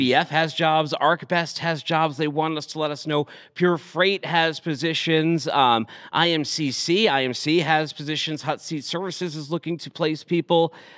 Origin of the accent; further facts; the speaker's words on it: Boston, Massachusetts, United States; growing up in Boston